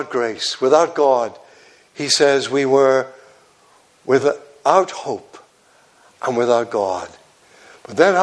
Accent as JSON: {"language": "English", "area": "Devon", "region": "South West England", "country": "United Kingdom", "also_born_or_lived": "Yorkshire", "moved": "as an adult"}